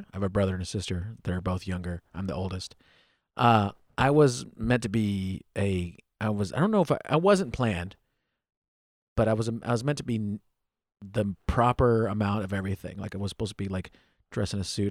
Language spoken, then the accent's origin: English; United States; I was born in the United States.